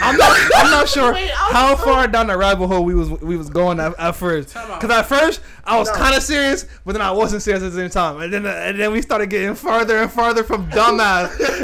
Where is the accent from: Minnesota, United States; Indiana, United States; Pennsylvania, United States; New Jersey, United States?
New Jersey, United States; Camden; I'm from Camden, bro.